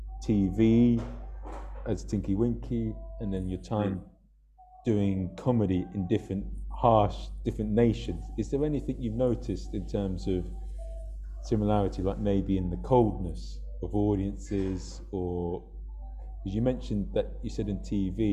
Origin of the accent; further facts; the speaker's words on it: United Kingdom; We're both from Britain